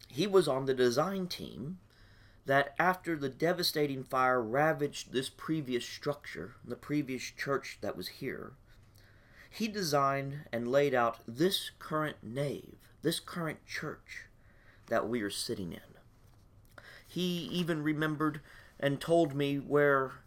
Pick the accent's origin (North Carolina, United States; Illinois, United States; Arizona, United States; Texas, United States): Texas, United States; Beeville; also born or lived in Waco; I grew up in Beeville